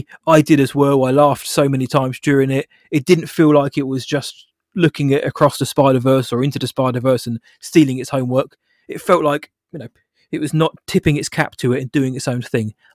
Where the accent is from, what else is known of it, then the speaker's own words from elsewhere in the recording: United Kingdom; I'm British